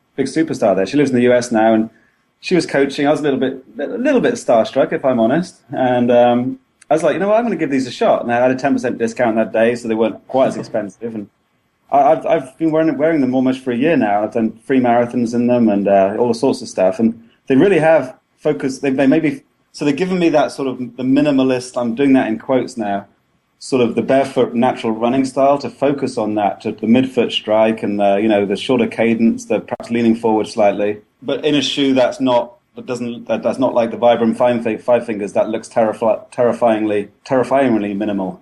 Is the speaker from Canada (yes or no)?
no; England, United Kingdom; now in Boston, United States; I'm English and live in America